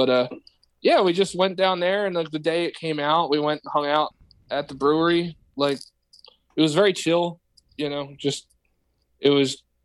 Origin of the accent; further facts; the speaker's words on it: Delaware County, Pennsylvania, United States; I grew up in Delaware County.